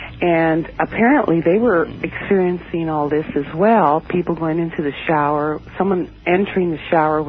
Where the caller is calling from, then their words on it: Alameda, California, United States; From Alameda, California, outside of San Francisco.